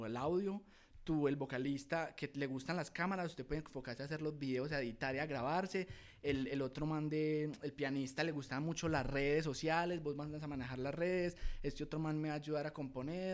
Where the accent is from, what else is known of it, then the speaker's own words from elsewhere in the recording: Guatapé, Antioquia, Colombia; now in Medellín, Colombia; yo soy de Guatapé, entonces en la escuela de música municipal de allá de Guatapé, con los profesores de allá, con los parcelitos del colegio, los, par panitas de toda la vida